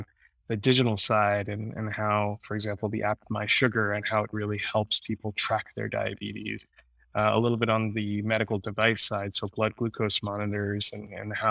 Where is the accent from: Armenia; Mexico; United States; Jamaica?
United States; New Jersey; also born or lived in Queens, New York; So I'm born in Queens, New York. Spent the majority of my life in New Jersey, grew up in New Jersey